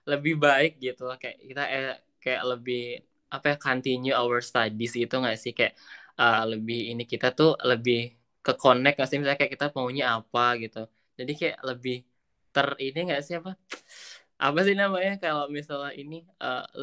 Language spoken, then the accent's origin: Indonesian; Bali, Indonesia; uh, asal aku dari Bali terus aku, ya aku emang orangnya bukan bukan